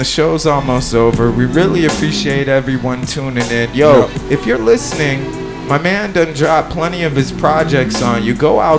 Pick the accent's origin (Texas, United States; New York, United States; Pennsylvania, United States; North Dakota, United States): New York, United States; now in San Francisco Bay Area, United States; I grew up in New York